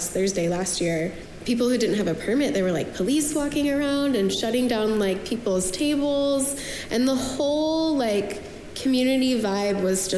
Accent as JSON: {"language": "English", "town": "Spokane", "region": "Washington", "country": "United States", "moved": "as an adult", "lives_now": "Portland, United States", "said": "I'm from Spokane, Washington, but I moved here in 2010 for school."}